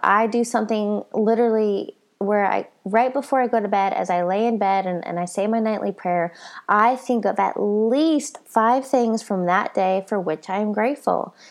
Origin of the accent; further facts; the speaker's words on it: Colorado, United States; I'm from Colorado